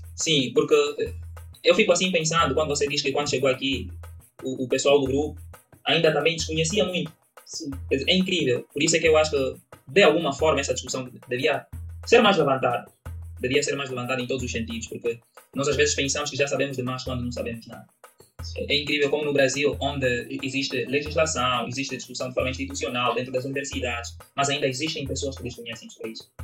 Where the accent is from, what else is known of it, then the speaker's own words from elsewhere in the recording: Angola; accent: Angolan; now in Brazil; eu sou angolano